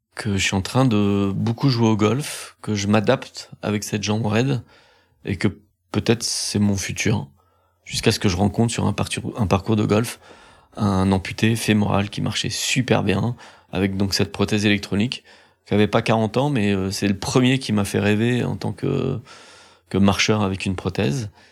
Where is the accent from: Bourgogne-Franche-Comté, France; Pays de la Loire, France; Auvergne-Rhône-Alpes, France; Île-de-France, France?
Pays de la Loire, France; Pornichet; J'ai grandi à Pornichet, près des plages.